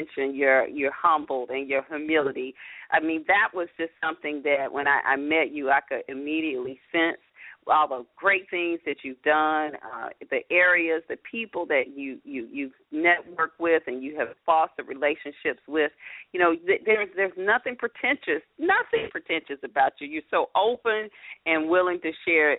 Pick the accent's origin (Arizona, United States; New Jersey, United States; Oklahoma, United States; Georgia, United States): Georgia, United States; Atlanta; I'm not from the area. As y'all know, I'm from Atlanta, from my accent, right, representing the ATL